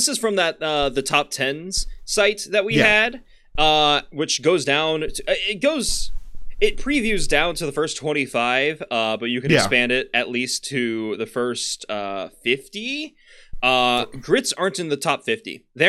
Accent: Florida, United States; I grew up in Florida. I know that's not the south.

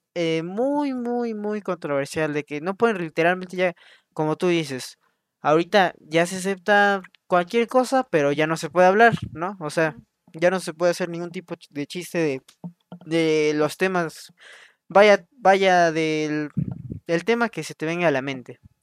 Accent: Mexico; somos de México

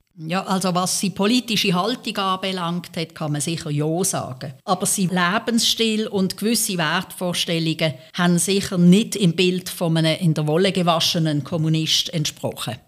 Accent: Switzerland; als Schweizerin

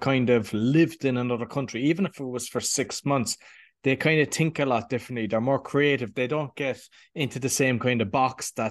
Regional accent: Ireland; I'm obviously Irish

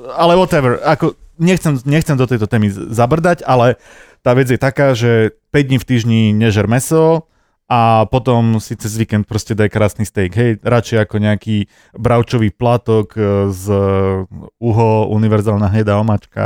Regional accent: Prievidza, Trenčín Region, Slovakia; do škôlky som chodil do Prievidze, lebo som

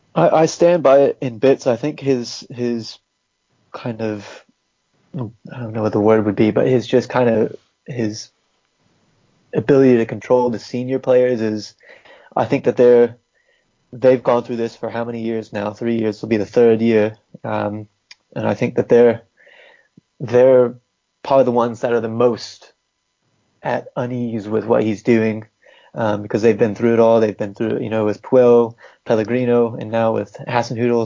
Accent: Massachusetts, United States; moved away as an adult; also born or lived in North Carolina; now in England; I'm technically from from Massachusetts area. Lived in North Carolina as well

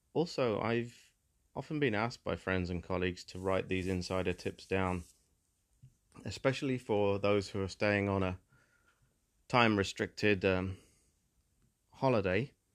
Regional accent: England, United Kingdom; As somebody who was born into England and who definitely grew up appreciating a lot of the natural beauty in the historical beauty, the buildings, the cities, the towns and villages of my home country

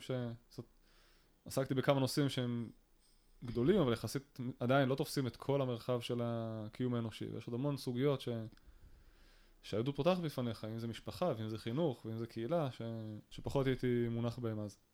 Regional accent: Kiryat Tiv'on, Northern District, Israel; כשאני גדלתי בקריית טבעון בשנות ה-90 פחות או יותר

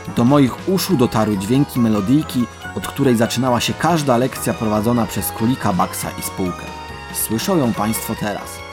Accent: Końskie, Świętokrzyskie Voivodeship, Poland; moje rodzinne miasto końskie

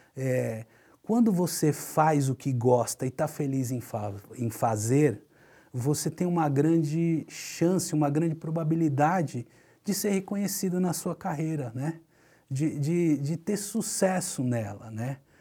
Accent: Santos, São Paulo, Brazil; Eu nasci em Santos, tive o privilégio de sempre morar próximo da praia

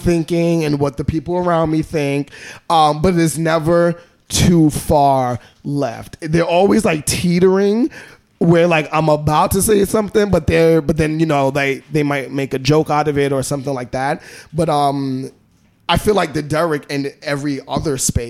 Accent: New York City, New York, United States; I'm from Brownsville. I'm from the hood

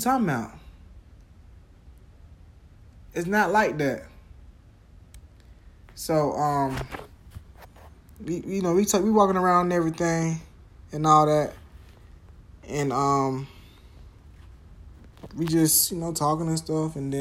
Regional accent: Jacksonville, Florida, United States; I'm from Jacksonville, Florida

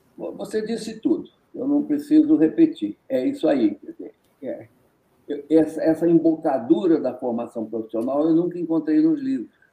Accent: Rio de Janeiro, Brazil; accent: resíduo de sotaque carioca; now in Minas Gerais, Brazil; Não é minha terra. Eu sou naturalizado, eu sou carioca

